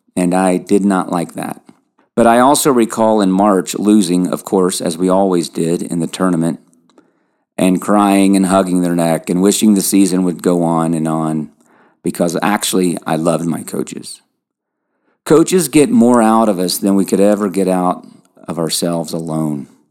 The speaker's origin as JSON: {"language": "English", "town": "Lexington", "region": "Kentucky", "country": "United States", "tie": "born or raised there", "accent": "twang", "said": "I grew up in Lexington, Kentucky"}